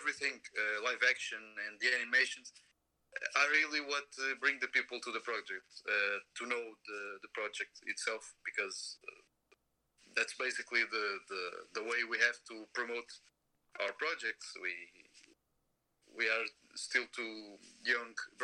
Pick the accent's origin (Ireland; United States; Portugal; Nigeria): Portugal; I'm from Europe. I'm from Portugal.